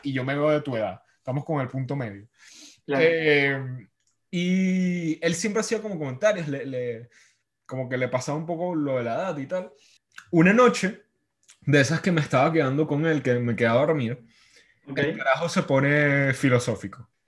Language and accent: Spanish; Venezuela; moved away; Yo extraño cosas de mi infancia en Venezuela